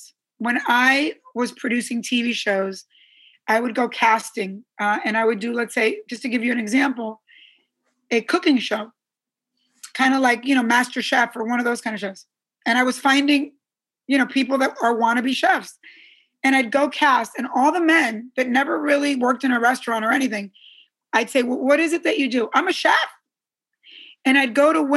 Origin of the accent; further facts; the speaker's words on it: Teaneck, New Jersey, United States; I grew up in Teaneck, New Jersey, and all my neighbors, it was a very Jewish town